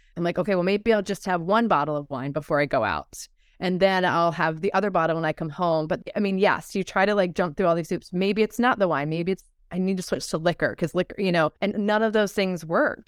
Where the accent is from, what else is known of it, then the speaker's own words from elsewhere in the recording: Baltimore, Maryland, United States; I grew up in Maryland and Baltimore.